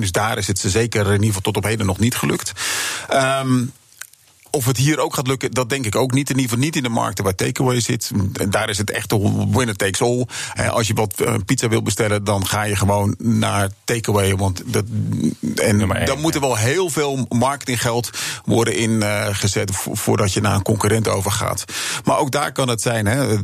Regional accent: Netherlands; als Nederlander

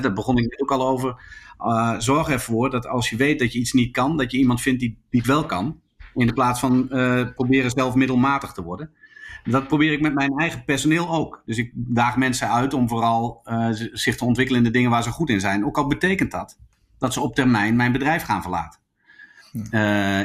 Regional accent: Zwolle, Overijssel, Netherlands; also born or lived in Groningen; terug in, eh, Zwolle, waar ik vandaan kwam

